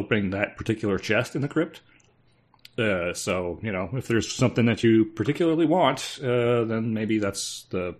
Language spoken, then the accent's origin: English; Canada; I'm Canadian.